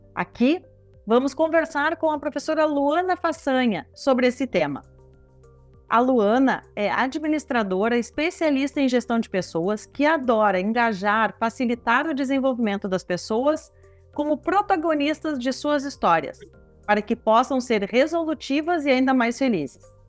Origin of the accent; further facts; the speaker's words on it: Rio Grande do Sul, Brazil; Sou aqui do Rio Grande do Sul